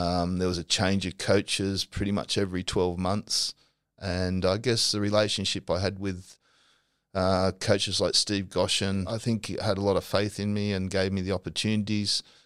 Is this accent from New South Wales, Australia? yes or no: yes; Normanhurst, New South Wales, Australia; I grew up at Normanhurst